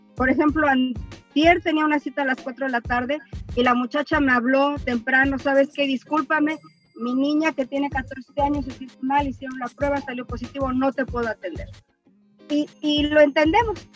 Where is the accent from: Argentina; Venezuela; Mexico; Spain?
Mexico; now in Dallas, United States; soy mexicana